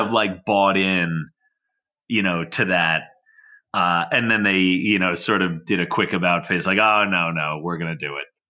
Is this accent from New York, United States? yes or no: yes; Long Island, New York, United States; growing up on Long Island